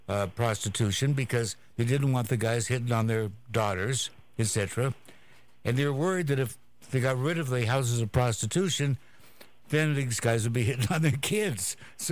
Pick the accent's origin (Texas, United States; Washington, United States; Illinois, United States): Washington, United States; Walla Walla; I'm from Walla Walla, Washington, which is a small agricultural community.